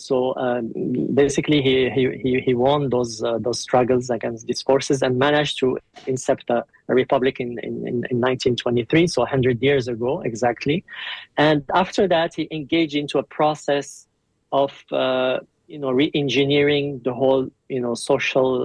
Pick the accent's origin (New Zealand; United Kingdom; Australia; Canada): New Zealand; moved away as an adult; now in Turkey; I'm actually from New Zealand, a New Zealand national, and okay. I've been in Turkey for 5 years